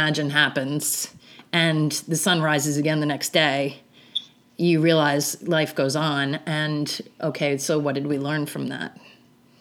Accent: New York City, New York, United States; I'm from New York. I live in New York.

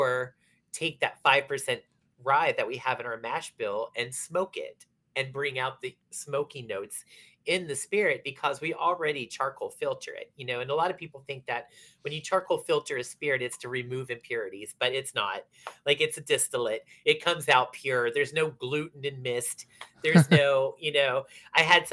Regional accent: Beaver Falls, Pennsylvania, United States; moved away; also born or lived in San Francisco / New York; I do come from the one little teeny tiny town that has some clout because I come from the same town as Joe Namath. You know, so people know somehow about Beaver Falls

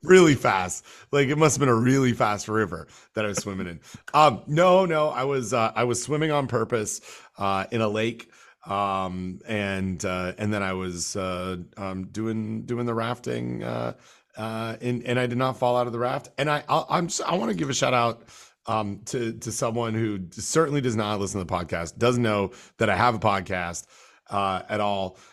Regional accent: North Carolina, United States; my home state

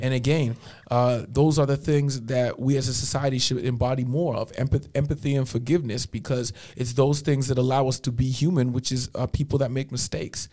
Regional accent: Toronto, Ontario, Canada; moved away as an adult; now in Edmonton, Canada; I was born in Scarborough General Hospital, man. Ran up in them streets till I was 23, and then came out to Edmonton

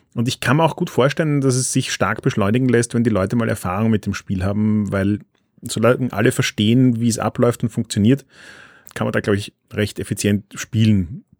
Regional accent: Austria; als Österreicher

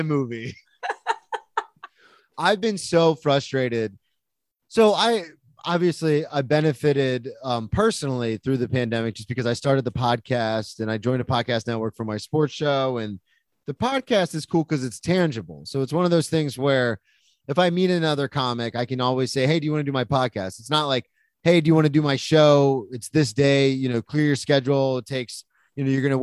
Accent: Florida, United States; moved away as an adult; now in New York, United States; I'm from Florida

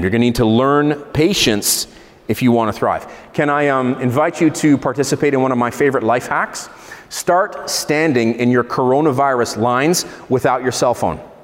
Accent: Israel; I grew up in Israel

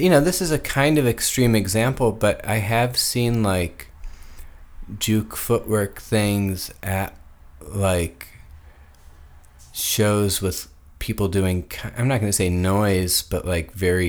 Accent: Chicago suburbs, Illinois, United States; I grew up in the suburbs.

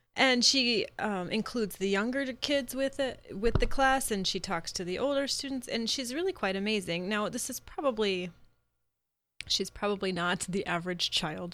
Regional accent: Midwest, United States; I'm from the Midwest. I'm a proud Midwesterner

